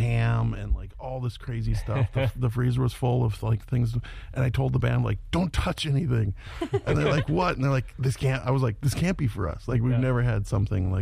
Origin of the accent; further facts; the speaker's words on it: Buffalo, Minnesota, United States; I grew up in a little farm town called Buffalo, Minnesota